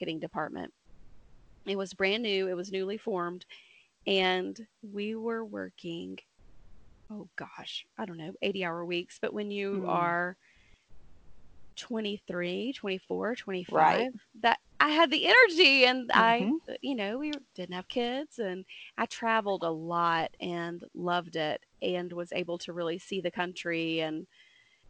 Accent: Dothan, Alabama, United States; moved away as an adult; now in Huntsville, United States; I moved up to Huntsville. I'm originally from Dothan, Alabama.

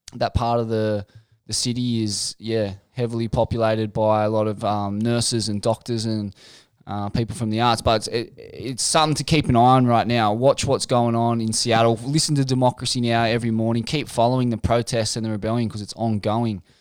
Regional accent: Sydney, New South Wales, Australia; Mum's from Forbes. I um, I was born in Sydney.

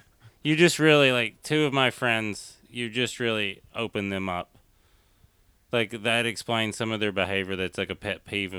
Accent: East Tennessee, United States; I come from East Tennessee in the mountains.

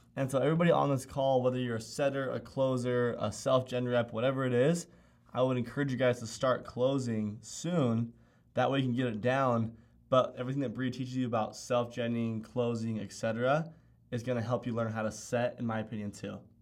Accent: Utah, United States; Being from Utah

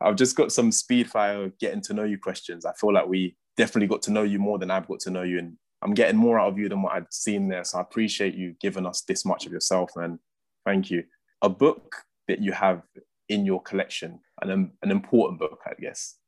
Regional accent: London, United Kingdom; I'm a West Londoner

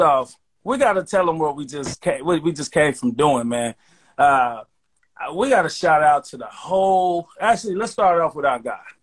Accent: Chicago, Illinois, United States; now in Sacramento, United States; for me, that's my hometown

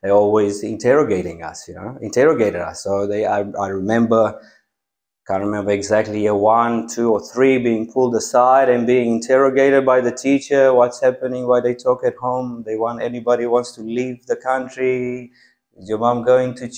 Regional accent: Jebel, Timiș County, Romania; I grew up in Romania, in Jebel.

